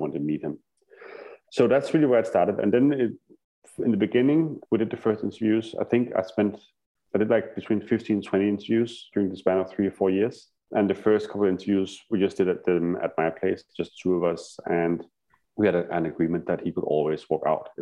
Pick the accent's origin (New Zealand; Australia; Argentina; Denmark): Denmark; my little village in Denmark, my hometown.